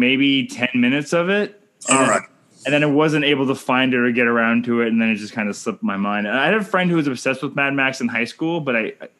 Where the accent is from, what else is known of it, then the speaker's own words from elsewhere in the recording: Canada; I'm Canadian filmmaker